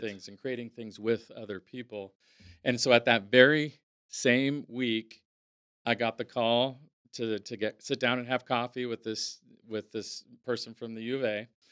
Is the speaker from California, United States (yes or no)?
yes; Napa, California, United States; growing up in Napa, um, was, um, yeah, it was i, idyllic